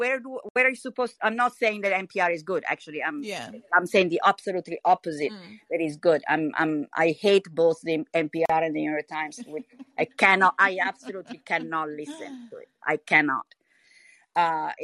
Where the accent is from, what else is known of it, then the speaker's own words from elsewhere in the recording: Italy; I'm from Italy